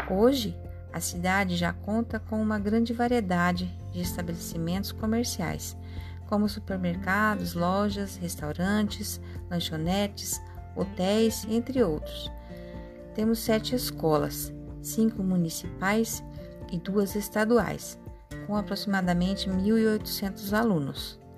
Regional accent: Rio Grande do Sul, Brazil; now in Itanhangá, Brazil; Sou do Rio Grande do Sul, mas moro em Itanhangá, no estado de Mato Grosso, Brasil.

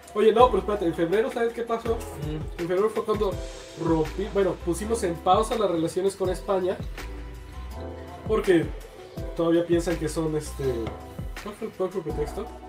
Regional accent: Mexico; somos mexicanos

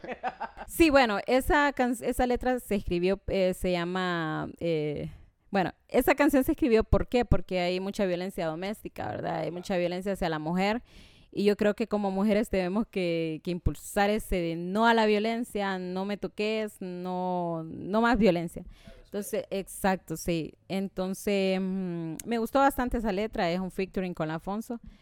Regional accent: Tegucigalpa, Francisco Morazán, Honduras; soy de aquí, Teucigalpa, Honduras, eh, muy orgullosa de mi país. Em, pues en la escuela fue, me fue muy bien, en el al colegio. Em, bueno, nací en el barrio Laureles, un barrio en donde pues crecimos muchos

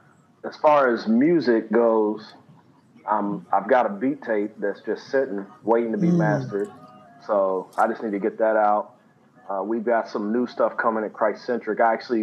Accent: the South, United States; I'm from the South. I started out making South music.

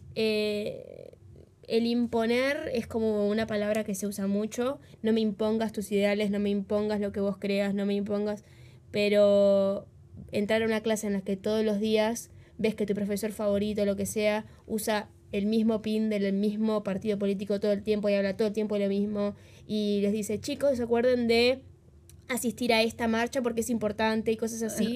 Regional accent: Uruguay; accent: Uruguayan; Nosotros en el país en el que vivimos, que es Uruguay, por los que no sabían, somos re uruguayas, se dan cuenta por el acento

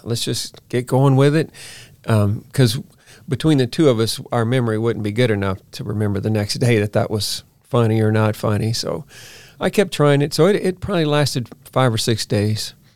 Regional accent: Baton Rouge, Louisiana, United States; moved away as an adult; I'm from Baton Rouge, Louisiana

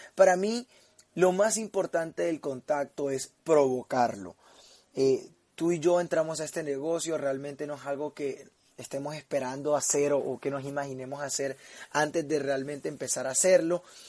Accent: Barranquilla, Atlántico, Colombia; now in Medellín, Colombia; vivo en Medellín, pero soy de Barranquilla

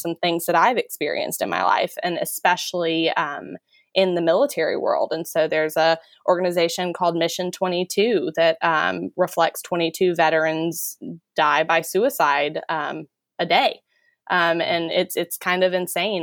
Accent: Texas, United States; moved away as an adult; I'm from Texas

